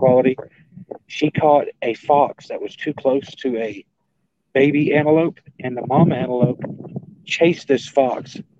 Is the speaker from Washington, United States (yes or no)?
no; Idaho, United States; also born or lived in Lewiston, Idaho; Then I was raised in the Nez Perce Indian Reservation over in Idaho. We're going to go there. Then over to where I was born in Lewiston.